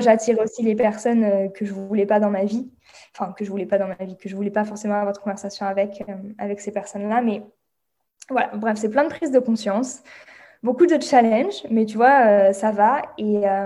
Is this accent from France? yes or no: yes; France; accent: French; moved away as an adult; je suis bilingue mais j'ai un accent français